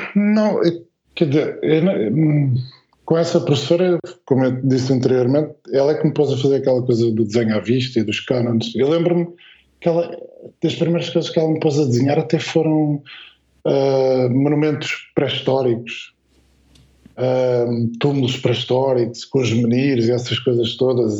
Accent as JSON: {"language": "Portuguese", "town": "Alverca do Ribatejo", "region": "Lisbon", "country": "Portugal", "said": "nós somos aqui da, da região de Lisboa-Valutez, né? mas concretamente Alverca"}